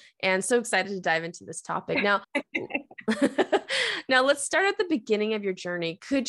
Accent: United States; I'm Asian American

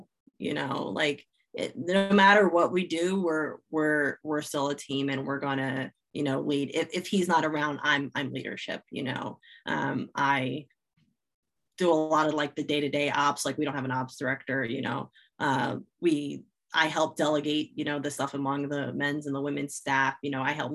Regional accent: New Jersey, United States; growing up in South Jersey, I am a diehard Philly sports fan

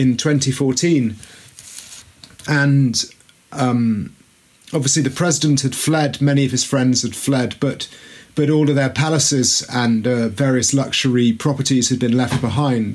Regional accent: Mid Wales, United Kingdom; moved away as an adult; also born or lived in Russia; I'm a boy from Mid Wales, where not very much seems to happen

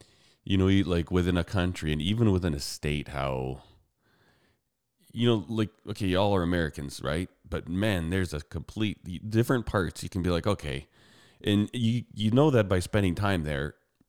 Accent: Calgary, Alberta, Canada; the difference between where I grew up and where she grew up is way more culture shock than where I grew up in Calgary.

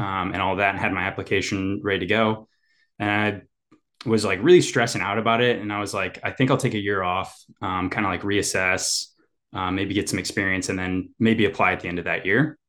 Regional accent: Indiana, United States; moved away as an adult; also born or lived in Ann Arbor, Michigan; now in Nashville, United States; growing up in Indiana

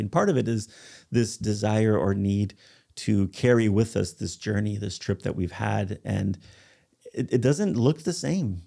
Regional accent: United States; I'm a foreigner, I'm American

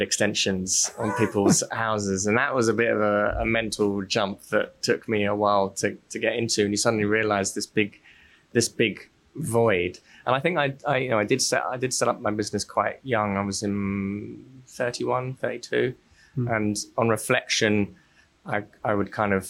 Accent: London, United Kingdom; I grew up in South London

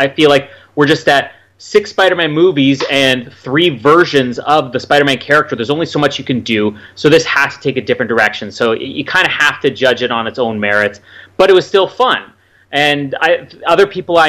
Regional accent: Canada; I am Canadian

